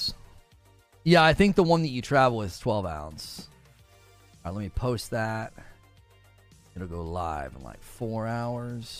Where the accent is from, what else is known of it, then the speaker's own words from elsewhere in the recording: Canton, Ohio, United States; I grew up in Canton